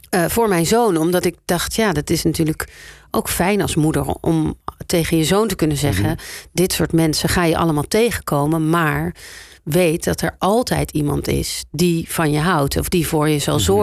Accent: South Holland, Netherlands; eh, ik kom uiteindelijk toch uit Zuid-Holland.

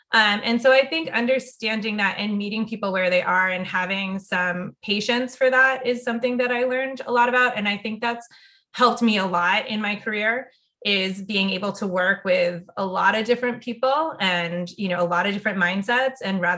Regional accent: Saudi Arabia; And a lot of that stemmed from growing up in Saudi Arabia.

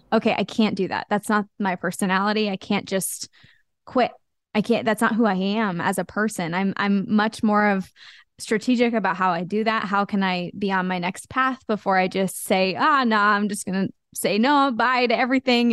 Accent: Wichita, Kansas, United States; i grew up in kansas in wichita kansas

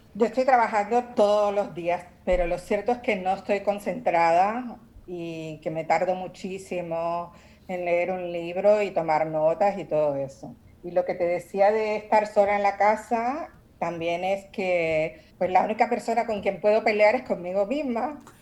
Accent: Puerto Rico; moved away; also born or lived in New York / Barcelona; soy puertorriqueña. Claro. Y mi familia está ahí en Santurce.

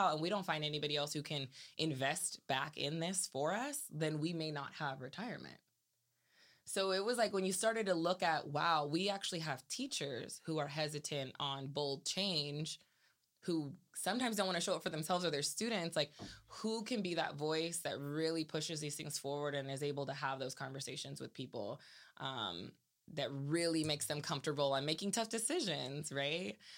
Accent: Salinas, California, United States; also born or lived in Seaside, California; growing up in Salinas

